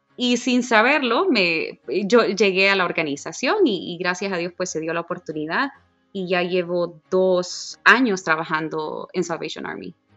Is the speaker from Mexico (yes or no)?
no; Honduras; moved away; yo grito a todos los vientos que soy de Honduras